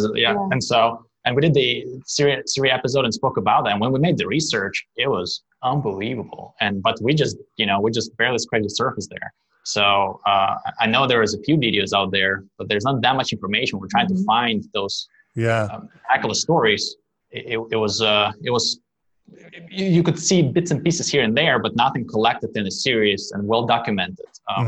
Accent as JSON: {"language": "English", "town": "Nof HaGalil", "region": "Northern District", "country": "Israel", "tie": "born or raised there", "also_born_or_lived": "Lithuania", "said": "I grew up in Nazareth Elite, which is the Jewish Nazareth"}